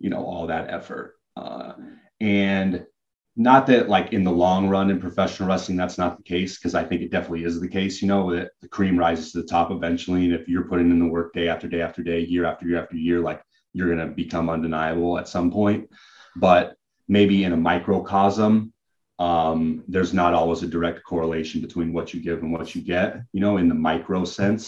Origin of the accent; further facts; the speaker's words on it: Hubbard, Oregon, United States; I grew up in Hubbard, Oregon